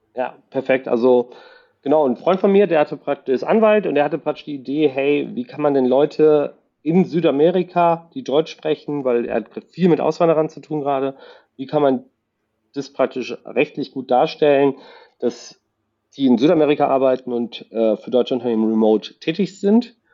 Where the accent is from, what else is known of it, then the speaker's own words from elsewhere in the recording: La Paz, Bolivia; now in Cologne, Germany; Ich komme aus La Paz, Bolivien